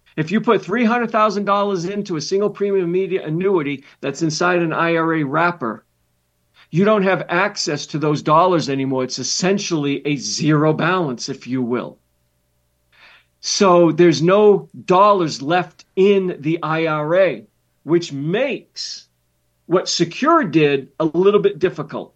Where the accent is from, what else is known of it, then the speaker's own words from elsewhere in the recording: Massachusetts, United States; moved away; I grew up in Massachusetts.